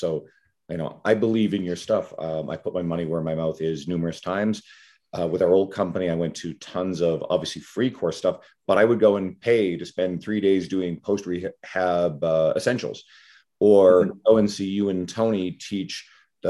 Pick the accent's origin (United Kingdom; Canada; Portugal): Canada; Newfoundland and Labrador; where I grew up in Newfoundland.